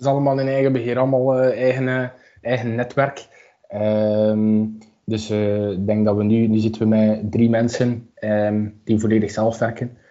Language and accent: Dutch; Aalst, Flanders, Belgium; moved away as an adult; now in Ghent, Belgium; ik kom uit Aalst